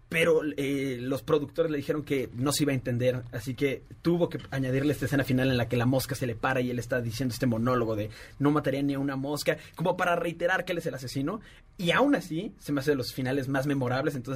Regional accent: Puebla, Mexico; nosotros que venimos del Centro de Capacitación de Puebla. saludote a toda mi gente camotera de Puebla, los queremos muchísimo.

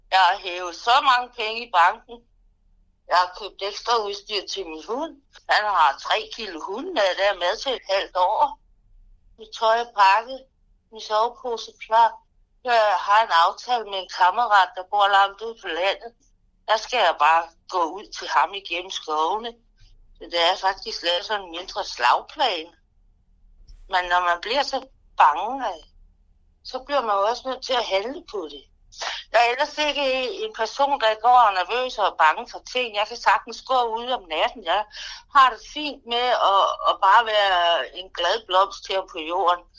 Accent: Falster, Zealand, Denmark; Hej, jeg er en kvinde fra Falster. Øh, jeg er snart 60 år. Jeg bor i et dejligt hus, som jeg er glad for, med masser af blomster, og jeg har en lille hund.

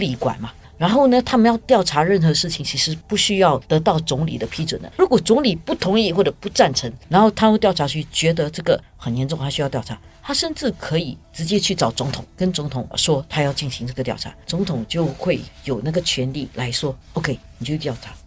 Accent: Singapore; 我们新加坡人

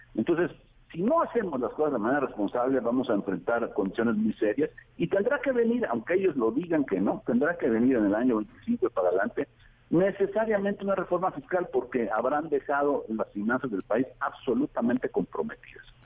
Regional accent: Veracruz, Mexico; born or raised there

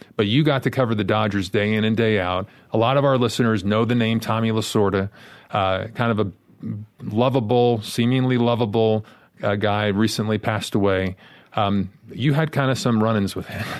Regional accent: New York, United States; growing up in New York

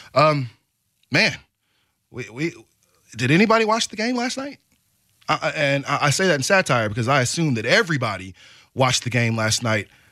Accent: Portland, United States; I love it ish here for the most part

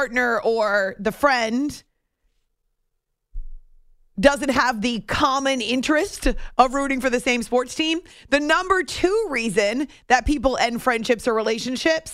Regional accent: New England, United States; also born or lived in Syracuse; now in New York City area, United States; I grew up in New England

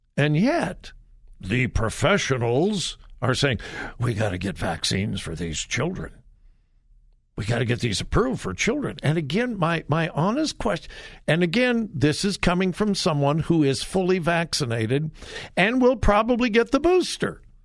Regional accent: California, United States; moved away; I'm from California. haven't lived there for years and years and years. I've been gone from California much, much, much longer than, than I ever lived there

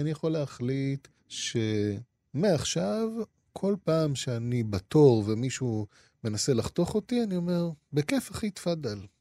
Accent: Israel; also born or lived in Japan; המנהגים שעליהם גדלתי כאן

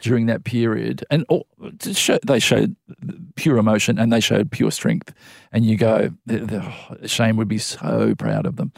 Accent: Melbourne, Victoria, Australia; I grew up in in Melbourne

